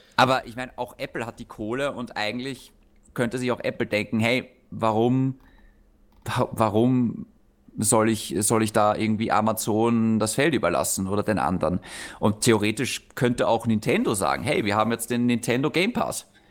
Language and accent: German; Austria; für uns in Österreich